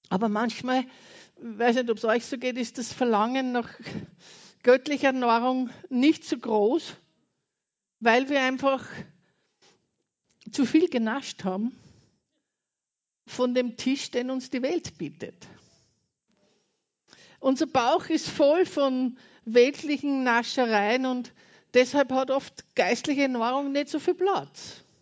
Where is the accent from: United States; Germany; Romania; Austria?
Austria; Und ich war kaum eine Woche drüben und habe gewusst, und es bewegt mich auch sehr, meine Heimat ist Österreich.